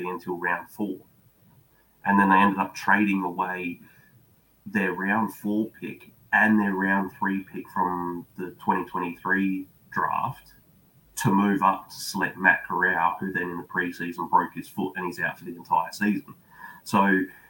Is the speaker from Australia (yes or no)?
yes; Australia; I'm watching from Australia.